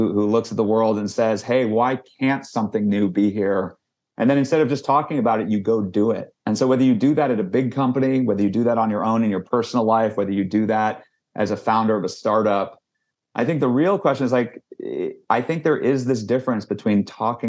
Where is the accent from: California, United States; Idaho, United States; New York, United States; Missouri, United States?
California, United States; Silicon Valley; I grew up in Silicon Valley, was literally born in Stanford Hospital